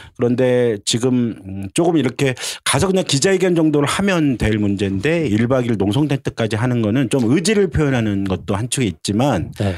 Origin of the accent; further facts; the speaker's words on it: Seoul, South Korea; 유일한 아마 서울 토박이가 니까